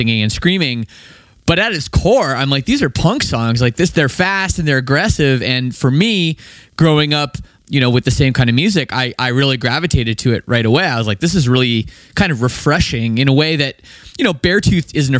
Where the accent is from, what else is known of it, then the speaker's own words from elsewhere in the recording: Canada; I'm Canadian, I never played hockey